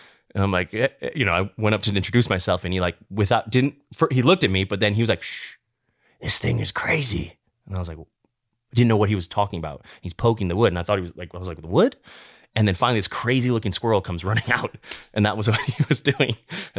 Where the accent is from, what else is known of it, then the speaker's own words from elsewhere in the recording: Midwest, United States; now in Los Angeles, United States; when I was younger, growing up in the Midwest, I'd be married with a kid, a white picket fence, by 30, for sure.